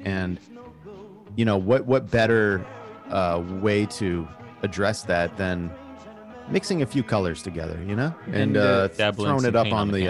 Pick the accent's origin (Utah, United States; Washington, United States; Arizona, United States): Arizona, United States; Growing up in Arizona